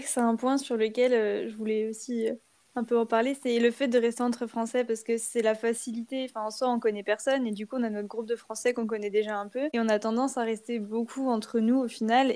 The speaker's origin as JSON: {"language": "French", "country": "France", "said": "c'est vraiment des choses qu'on n'a pas l'habitude de faire en tant que Français"}